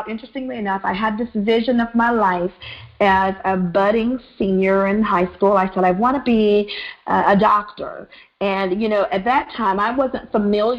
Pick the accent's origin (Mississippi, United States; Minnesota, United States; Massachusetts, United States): Mississippi, United States; I grew up in Mississippi, the cricket letter state, M-I-S-S-I-S-S-I-P-P-I